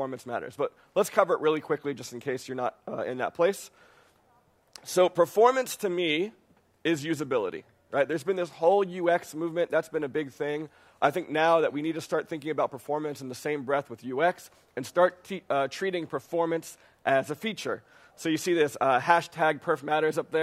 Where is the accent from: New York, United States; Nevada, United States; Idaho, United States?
New York, United States; New York City; I'm from New York City.